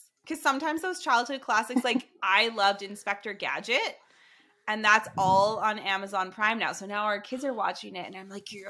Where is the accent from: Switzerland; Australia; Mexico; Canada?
Canada; As a Canadian, as a Canadian woman in the hobby